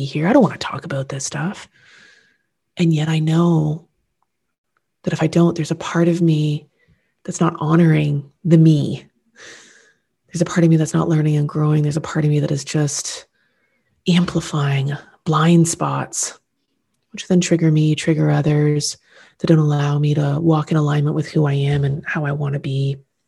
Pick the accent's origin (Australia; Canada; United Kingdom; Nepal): Canada; being Canadian, in the society in which I live, love, and lead